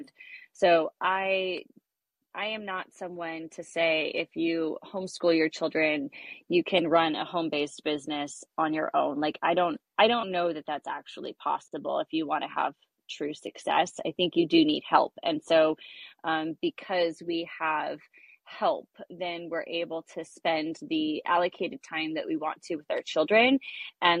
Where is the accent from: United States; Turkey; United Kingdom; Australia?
United States; Westlake Village, California; also born or lived in Thousand Oaks, California; I'm from Westlake Village, California. I've grown up here my whole life, lived in Thousand Oaks basically my whole life